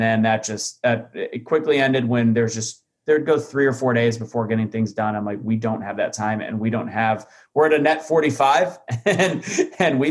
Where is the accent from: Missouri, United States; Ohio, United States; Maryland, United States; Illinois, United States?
Missouri, United States; St. Louis; I'm from St. Louis